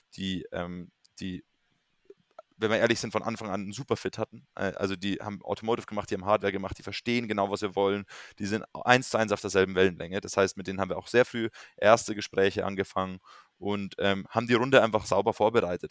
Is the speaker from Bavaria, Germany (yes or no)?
yes; near Munich, Bavaria, Germany; also born or lived in London; ich komme ursprünglich aus der Nähe von München